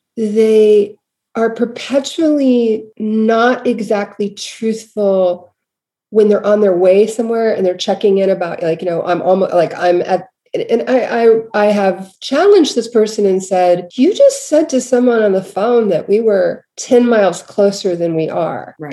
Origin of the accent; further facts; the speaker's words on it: Baltimore, Maryland, United States; I grew up in Baltimore.